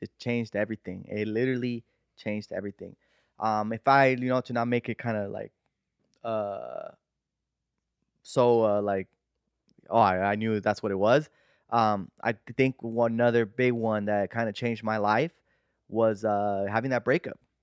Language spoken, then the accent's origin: English; United States; I'm a pocho, right? I'm American